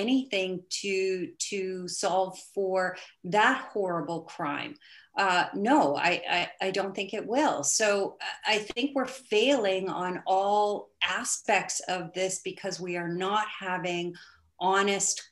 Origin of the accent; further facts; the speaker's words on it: Canada; I grew up hunting in Canada.